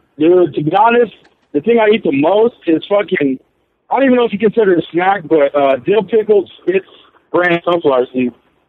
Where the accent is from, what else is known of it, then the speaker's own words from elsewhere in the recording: San Diego, California, United States; I'm from San Diego, but I'm a truck driver, man.